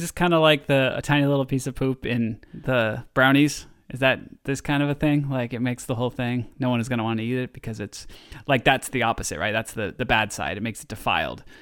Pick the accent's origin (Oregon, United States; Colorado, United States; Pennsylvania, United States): Oregon, United States; also born or lived in Southern California; I'm from Oregon